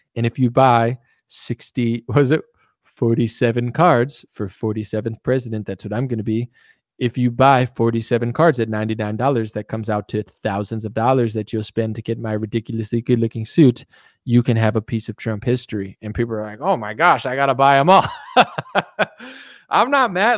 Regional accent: United States; I'm an American.

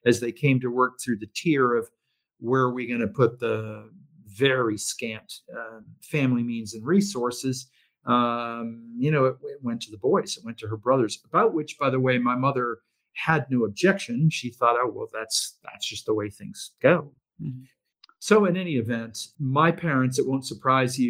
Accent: Maine, United States; moved away; we had a minister in my hometown in Maine

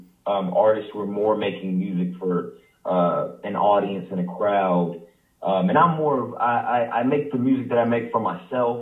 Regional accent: Greensboro, North Carolina, United States; growing up in Greensboro is more of a family environment

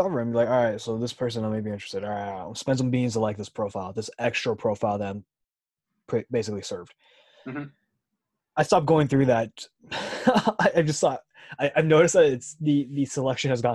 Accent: Southern California, United States; I'm from SoCal

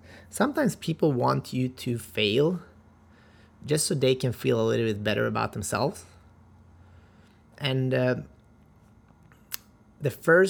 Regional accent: North Macedonia; I'm originally from Macedonia, and that means a winner in life.

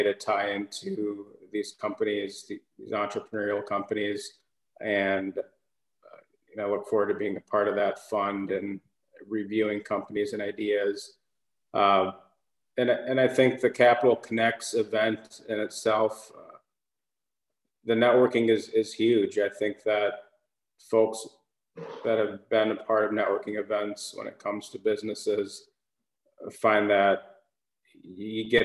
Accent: Minneapolis, Minnesota, United States; moved away as an adult; now in Greensboro, United States; I was born and raised in Minneapolis, Minnesota

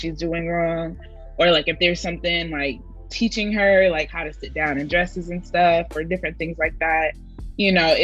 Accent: the North, United States; moved away; We were raised in the North and not the South.

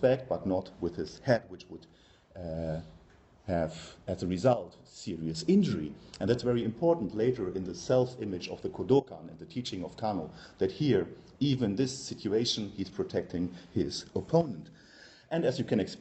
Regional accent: Germany; accent: German; English is a second language; now in Belgium; as you can hear from my accent, I'm German by birth.

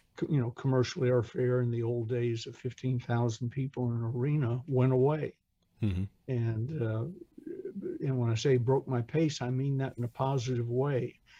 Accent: Atlanta, Georgia, United States; I'm from Atlanta

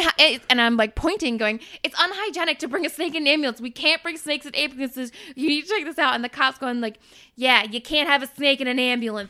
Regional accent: North Shore, Massachusetts, United States; I'm, I'm from the North Shore, like, the most, like, yuppity of, like, cow towns

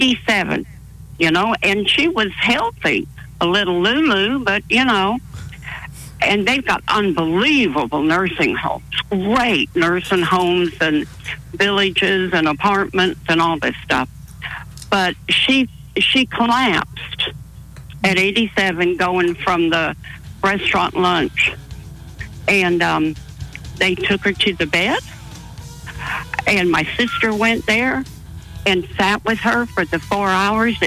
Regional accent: Toronto, Ontario, Canada; moved away as an adult; I'm from Toronto

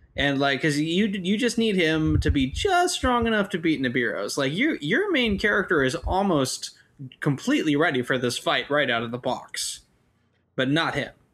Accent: United States; I'm an American

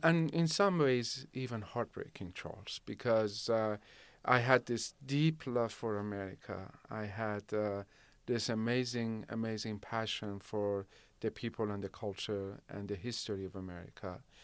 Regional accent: Shiraz, Fars, Iran; now in Rancho Cordova, United States; and I grew up in Shiraz.

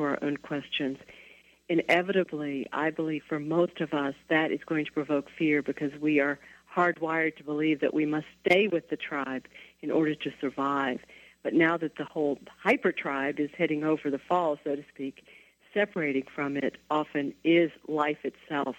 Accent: the South, United States; I grew up in the South in the 1950s and 60s

